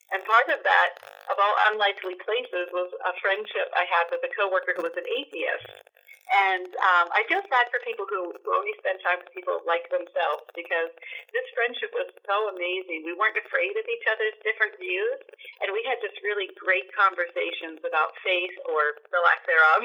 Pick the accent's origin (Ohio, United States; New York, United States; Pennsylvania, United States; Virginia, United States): Pennsylvania, United States; Duncansville; I grew up in Pennsylvania in a small town called Duncansville